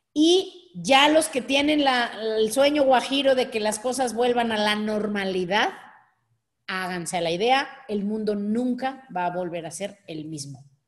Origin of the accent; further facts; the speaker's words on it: Mexico; Nosotros, México